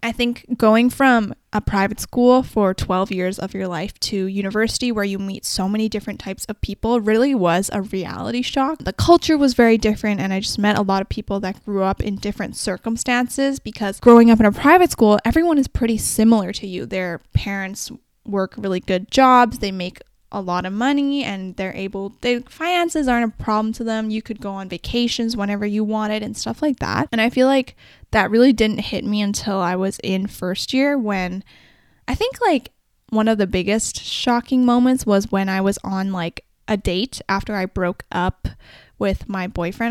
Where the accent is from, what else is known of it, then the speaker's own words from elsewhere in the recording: Vancouver, British Columbia, Canada; also born or lived in Guangzhou, China; I'm from the Vancouver area